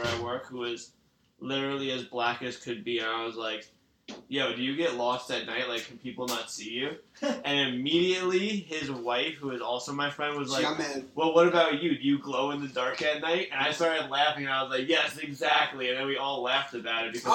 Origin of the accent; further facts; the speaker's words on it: New York, United States; We're from New York